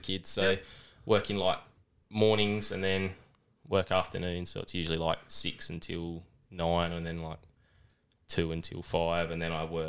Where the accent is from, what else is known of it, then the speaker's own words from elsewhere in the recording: Adelaide, South Australia, Australia; I'm from Adelaide, SA. I'm from down near McLaren Vale.